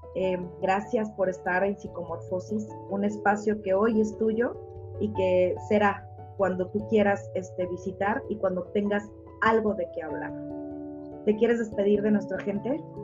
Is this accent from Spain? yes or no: no; Mexico; los mexicanos